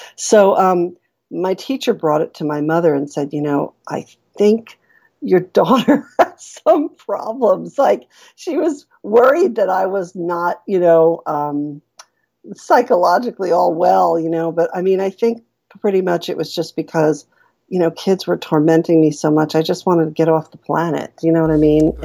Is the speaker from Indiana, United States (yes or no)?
no; New York, United States; our public school, I'm from New York, so we had a, I was in a really rough public school